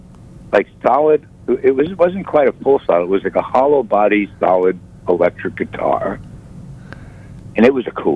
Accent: Elmont, New York, United States; also born or lived in Brooklyn, New York; at 1 year old, I moved to a little town on the South Shore called Elmont on Long Island.

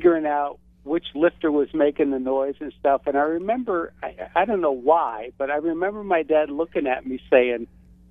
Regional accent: North Tarrytown, New York, United States; also born or lived in Cortlandt Manor, New York; I grew up in North Tarrytown, New York

